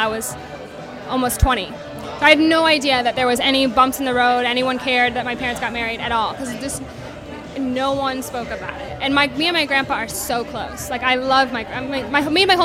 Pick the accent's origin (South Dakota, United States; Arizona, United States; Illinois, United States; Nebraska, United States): South Dakota, United States; now in Los Angeles, United States; growing up in South Dakota because no one looked like me